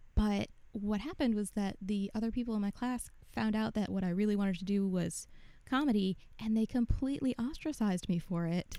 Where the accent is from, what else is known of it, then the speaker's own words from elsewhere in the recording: Buffalo, New York, United States; moved away as an adult; also born or lived in North Carolina; now in Buffalo, United States; I grew up in Buffalo. I moved mm-hmm. to North Carolina about 11 years ago